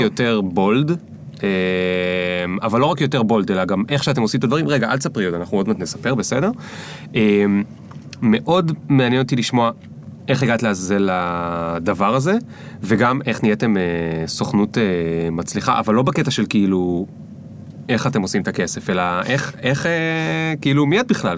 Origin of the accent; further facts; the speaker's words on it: the Krayot, Haifa District, Israel; גדלתי בקריות, הדבר הכי קרוב היה חיפה